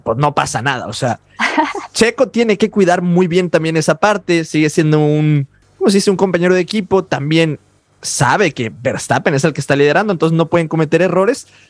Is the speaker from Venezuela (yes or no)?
no; Mexico; como mexicanos